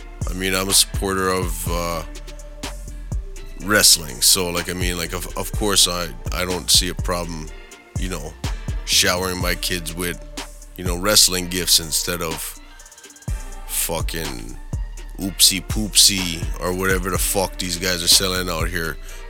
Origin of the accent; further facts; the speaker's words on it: Edmonton, Alberta, Canada; Growing up in Edmonton, of course, we had the Calgary Stampede right there.